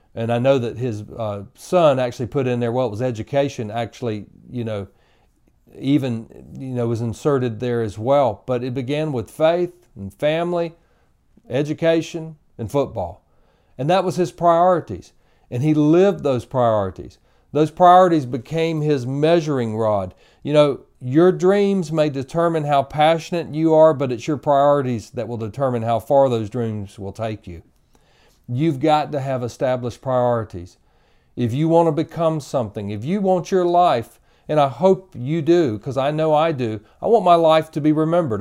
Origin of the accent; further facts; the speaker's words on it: Tallahassee, Florida, United States; I grew up in Tallahassee